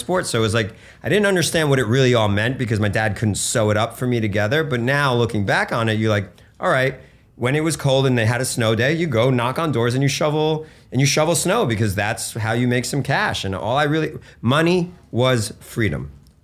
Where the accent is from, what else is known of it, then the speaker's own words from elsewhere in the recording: Bergen County, New Jersey, United States; also born or lived in Russia; came to the States in 1980 and grew up in Bergen County, New Jersey